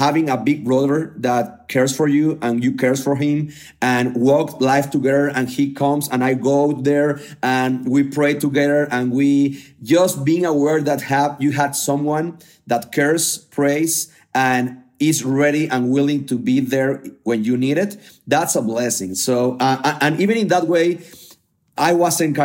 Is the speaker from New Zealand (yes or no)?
no; Mexico; from Mexico